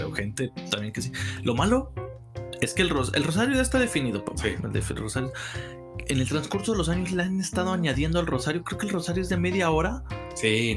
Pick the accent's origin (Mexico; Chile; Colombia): Mexico; los mexicanos